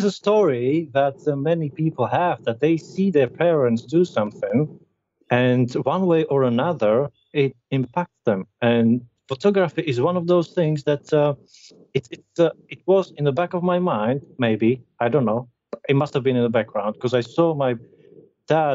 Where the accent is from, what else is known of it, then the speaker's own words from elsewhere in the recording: Slovakia; moved away as an adult; now in Grantham, United Kingdom; I come from Slovakia, which is a small country